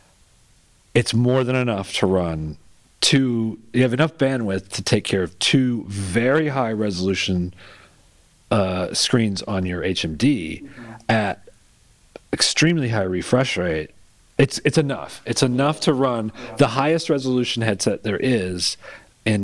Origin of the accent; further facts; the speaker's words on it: Kansas City, Missouri, United States; I'm from Kansas City, Missouri